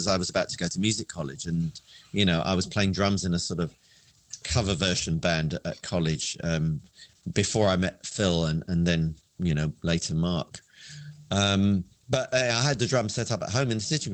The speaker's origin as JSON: {"language": "English", "region": "London", "country": "United Kingdom", "tie": "born or raised there", "said": "I grew up in Wimbledon, which is quite a green, you know, there's Wimbledon Common and Richmond Park. It's a very green"}